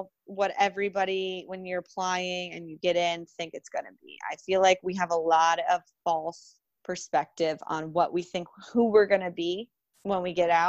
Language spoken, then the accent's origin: English; Jupiter, Florida, United States; I'm from Jupiter, Florida, and it's paradise. It's home to me.